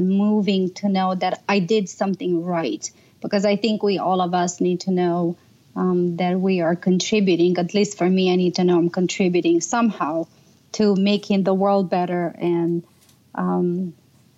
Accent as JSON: {"language": "English", "country": "Romania", "tie": "born or raised there", "moved": "yes", "said": "I grew up in Romania"}